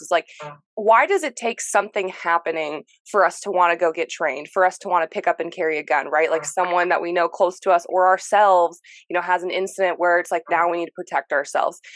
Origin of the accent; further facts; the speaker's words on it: United States; I'm from America